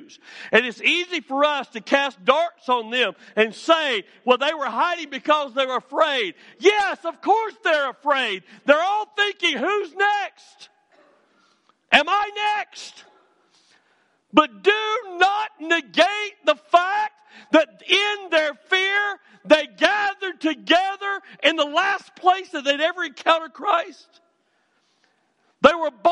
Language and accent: English; Alabama, United States; I'm from Alabama